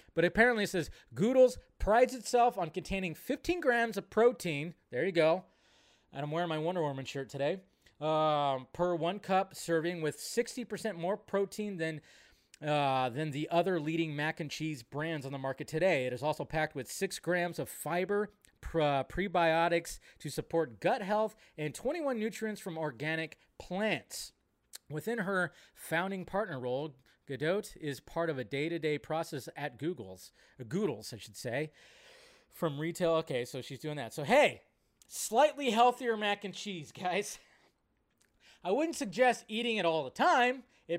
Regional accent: Israel; And for me, I grew up in Israel, and we didn't have the mac and cheese instant boxes.

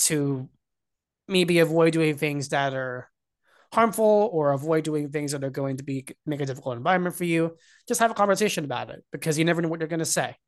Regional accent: Hunter Mountain, New York, United States; I grew up skiing on Hunter Mountain in New York in the Catskills

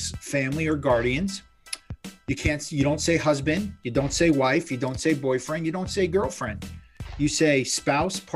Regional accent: South Florida, United States; I grew up in South Florida

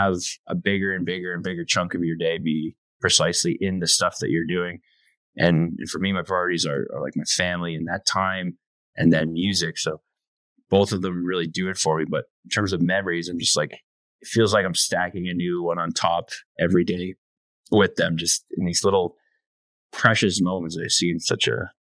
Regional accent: Canada; My website is ….ca, because I'm Canadian.

